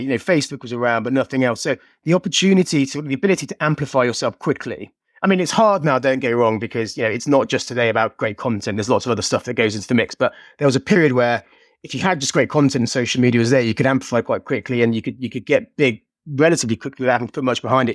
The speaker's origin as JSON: {"language": "English", "town": "Birmingham", "region": "West Midlands", "country": "United Kingdom", "said": "I'm from Birmingham"}